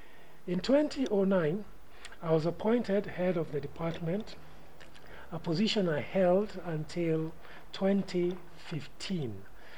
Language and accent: English; Kenya; born there; English is a second language; So I'm a Kenyan by ancestry, born a couple of years before Kenya gained its political independence.